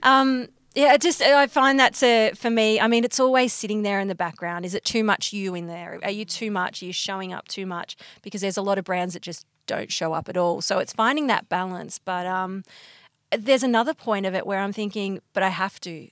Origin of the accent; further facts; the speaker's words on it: Bendigo, Victoria, Australia; I'm from Bendigo